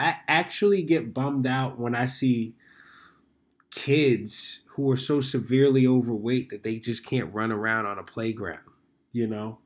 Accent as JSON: {"language": "English", "town": "New York City", "region": "New York", "country": "United States", "tie": "born or raised there", "said": "I was born and raised in New York City"}